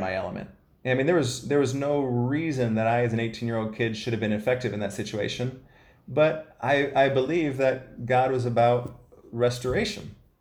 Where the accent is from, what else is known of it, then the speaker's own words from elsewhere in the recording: Ohio, United States; I'm the youngest of five kids. I was raised in Ohio